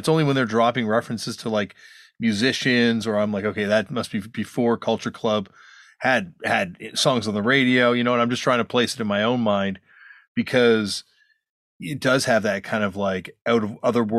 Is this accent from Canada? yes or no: yes; Canada; just growing up in Canada